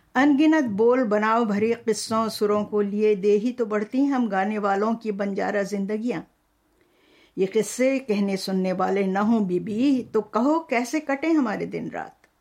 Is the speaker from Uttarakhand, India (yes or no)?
yes; Nainital, Uttarakhand, India; first language Kumaoni; moved away as an adult; also born or lived in Bundelkhand; मेरा जन्म तो हुआ था बुंदेलखंड में लेकिन होश संभालने के बाद से और यूनिवर्सिटी जाने तक मैं पहाड़ में ही रही वहीं पली बढ़ी